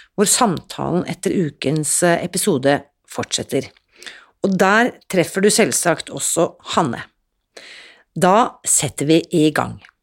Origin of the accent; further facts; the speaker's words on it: Oslo, Norway; jeg vokste opp da, eh, i Oslo